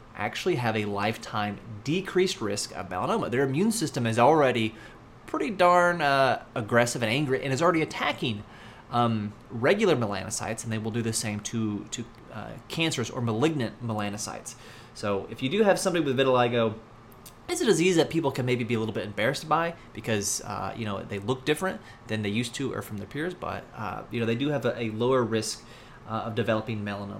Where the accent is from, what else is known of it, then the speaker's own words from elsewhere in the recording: United States; as an American